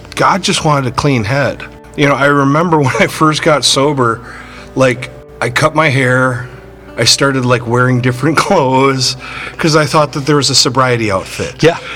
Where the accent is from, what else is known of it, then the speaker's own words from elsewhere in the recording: Burnsville, Minnesota, United States; I grew up in Burnsville